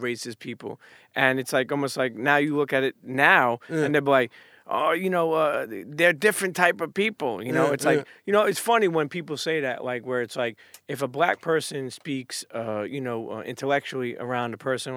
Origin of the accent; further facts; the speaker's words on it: New York City, New York, United States; I grew up in Brooklyn all my life